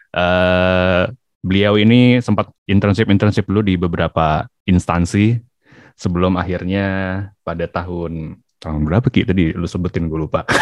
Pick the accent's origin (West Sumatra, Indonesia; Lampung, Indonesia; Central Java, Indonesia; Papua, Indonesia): Papua, Indonesia; gue kan orang Irian.